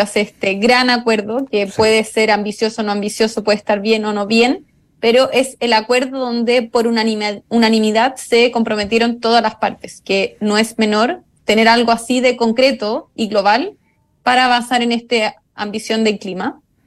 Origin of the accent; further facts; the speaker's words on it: Chile; yo soy chilena